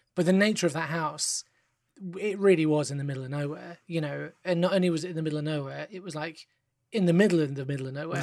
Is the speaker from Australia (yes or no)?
no; London, United Kingdom; I live in England, you know, I'm from London